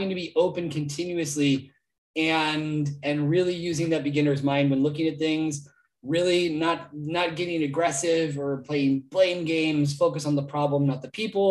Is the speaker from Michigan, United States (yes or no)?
no; Santa Rosa, California, United States; moved away as an adult; now in Basque Country, Spain; I'm from Santa Rosa, California